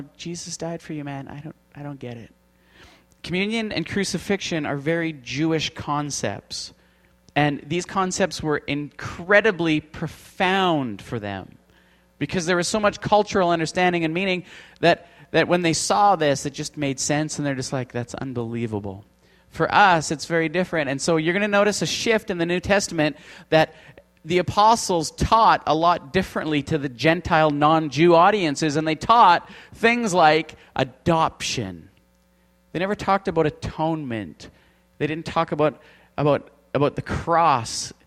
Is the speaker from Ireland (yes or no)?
no; Canada; We're from Canada.